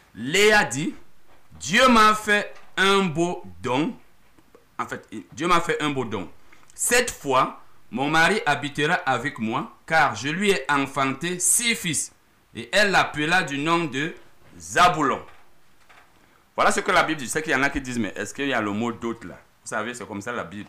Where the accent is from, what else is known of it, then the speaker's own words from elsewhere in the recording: Cameroon; chez nous au Cameroun